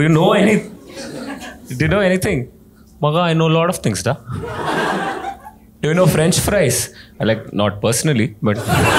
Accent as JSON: {"language": "English", "town": "Mumbai", "region": "Maharashtra", "country": "India", "said": "I'm from Mumbai and this is how big my home is."}